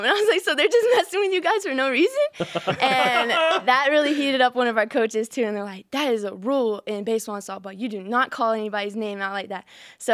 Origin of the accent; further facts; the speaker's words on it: the Bible Belt, the South, United States; moved away; I'm from the Bible Belt